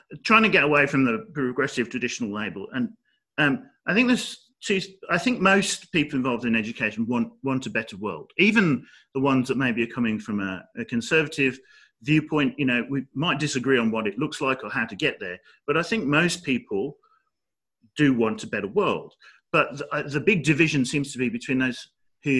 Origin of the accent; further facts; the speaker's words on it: Dudley, West Midlands, United Kingdom; I was born in Dudley, which is not very far away.